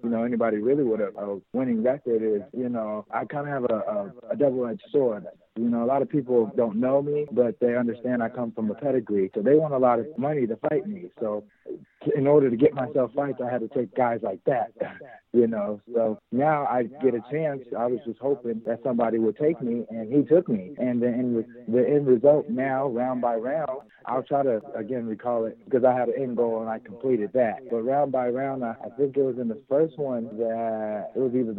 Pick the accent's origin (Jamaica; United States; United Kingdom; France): United States; Las Vegas, Nevada; I'm from Las Vegas, the native of Las Vegas